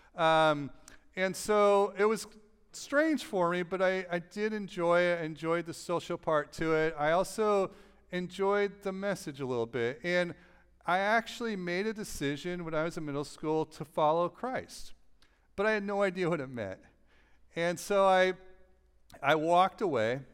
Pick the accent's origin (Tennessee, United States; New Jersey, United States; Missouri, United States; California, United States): California, United States; Los Angeles; moved away; I'm from Los Angeles